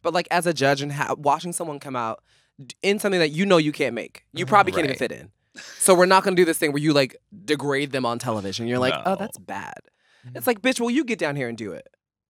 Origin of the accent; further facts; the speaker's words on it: Philadelphia, Pennsylvania, United States; I'm from Philly.